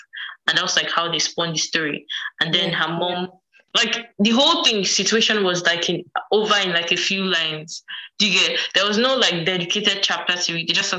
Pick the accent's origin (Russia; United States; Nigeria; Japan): Nigeria; Edo; From Edo.